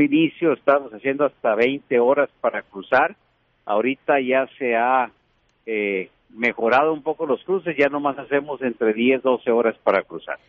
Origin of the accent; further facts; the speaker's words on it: Ciudad Juárez, Chihuahua, Mexico; los que vivimos, si somos de Juárez o de, Chihuahua.